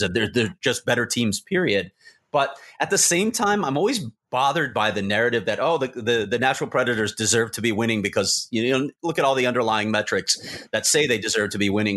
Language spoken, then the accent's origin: English; Chicago, Illinois, United States; I grew up in Chicago